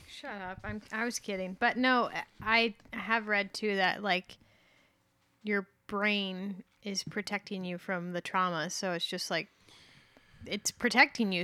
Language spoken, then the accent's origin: English; Fountain Valley, California, United States; also born or lived in Santa Ana, California; I was born in Fountain Valley